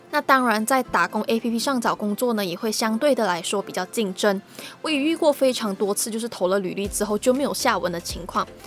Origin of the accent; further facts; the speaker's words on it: Malaysia; moved away as an adult; now in Taiwan; 我同样来自马来西亚